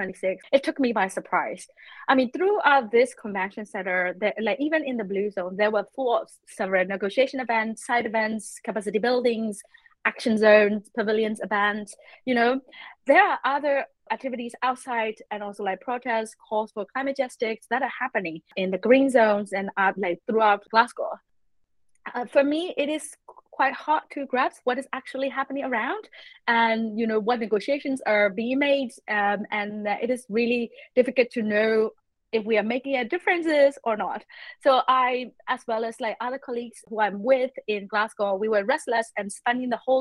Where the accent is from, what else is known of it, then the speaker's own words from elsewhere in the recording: Myanmar; I'm from Myanmar